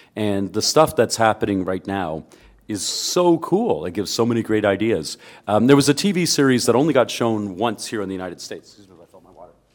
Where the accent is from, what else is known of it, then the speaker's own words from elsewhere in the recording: Canada; I'm a Canadian